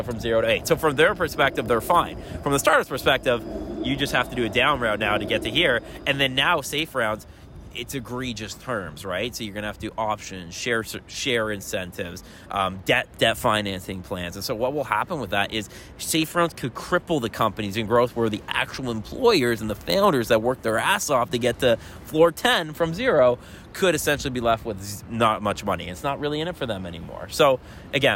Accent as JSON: {"language": "English", "town": "Toronto", "region": "Ontario", "country": "Canada", "said": "I'm from Toronto"}